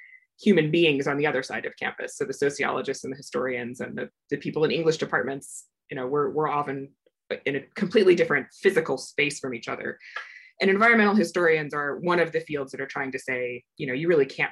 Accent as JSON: {"language": "English", "region": "Iowa", "country": "United States", "tie": "born or raised there", "also_born_or_lived": "Old Crow, Yukon", "moved": "as an adult", "said": "I grew up in Iowa"}